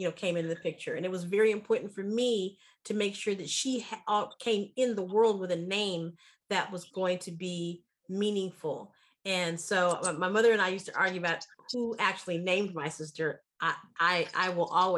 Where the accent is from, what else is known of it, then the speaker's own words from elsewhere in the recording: Pontiac, Michigan, United States; I was born in 1962, and I was born in Pontiac, Michigan